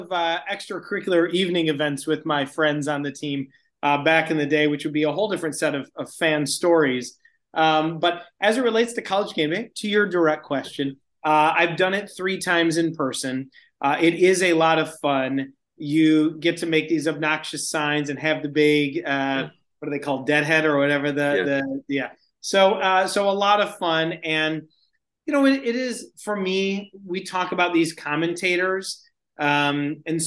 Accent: Michigan, United States; I grew up in Michigan

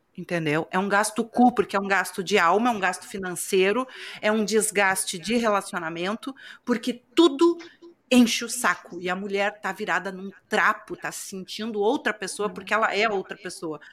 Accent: Rio Grande do Sul, Brazil; De onde eu venho, do estado do Rio Grande do Sul

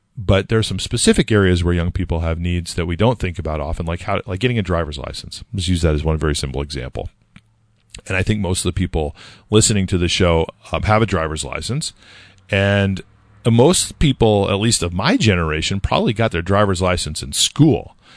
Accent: California, United States; now in Nashua, United States; I grew up in California

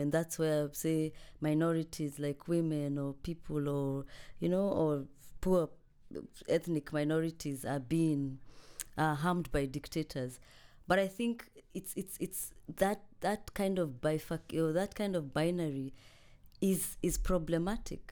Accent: Kenya; now in Cambridge, United Kingdom; I am a Kenyan uh, scholar here at the University of Cambridge.

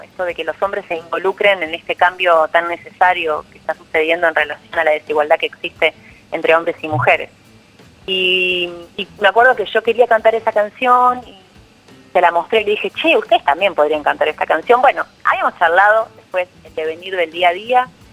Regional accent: Uruguay; moved away as an adult; now in Argentina; yo claramente soy uruguaya, vivo hablando del Uruguay

